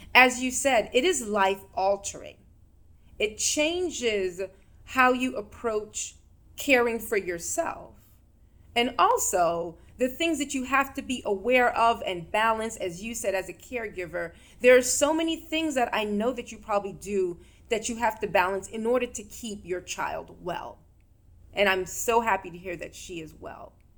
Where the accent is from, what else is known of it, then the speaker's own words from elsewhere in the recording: New York, United States; in the state that I grew up in, and I'm from New York.